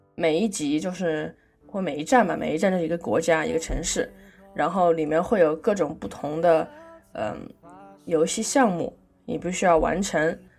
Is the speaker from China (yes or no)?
yes; China; 我们中国人常说以和为贵